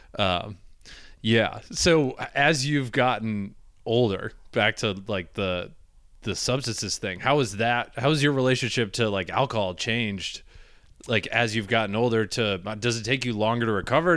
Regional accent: Michigan, United States; moved away; I grew up in Michigan

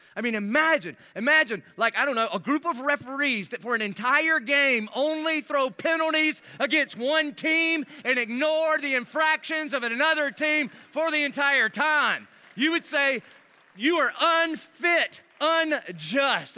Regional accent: Dillon, South Carolina, United States; I'm living in Dillon, South Carolina, where I grew up on Cleveland Street

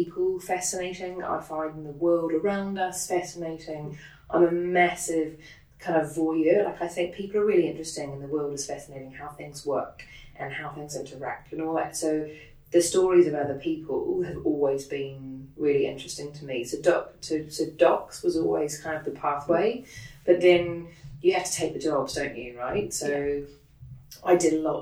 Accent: New Zealand; moved away as an adult; now in United Kingdom; So I grew up in New Zealand, I was born in New Zealand and grew up there.

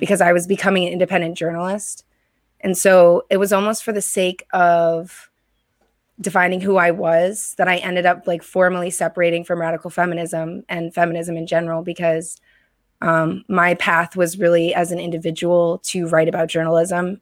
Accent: Connecticut, United States; moved away; I grew up in Connecticut originally

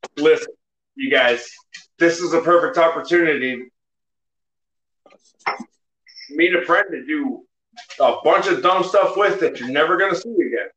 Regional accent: Texas, United States; moved away; Growing up in Texas

